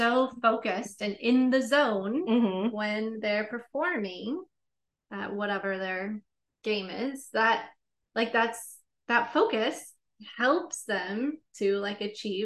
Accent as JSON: {"language": "English", "region": "Wisconsin", "country": "United States", "tie": "born or raised there", "said": "I grew up in the Midwest, you know, small farm community in Wisconsin"}